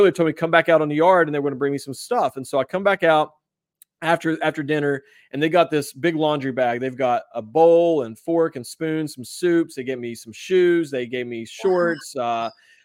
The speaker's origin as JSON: {"language": "English", "region": "West Virginia", "country": "United States", "said": "West Virginia"}